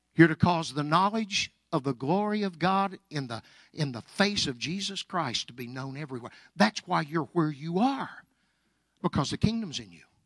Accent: Anadarko, Oklahoma, United States; I was raised in Anadarko, Oklahoma, born and raised there.

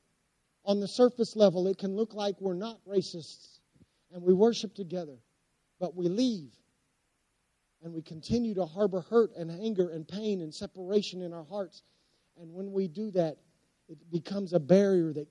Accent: Anadarko, Oklahoma, United States; I grew up in Anadarko, Oklahoma.

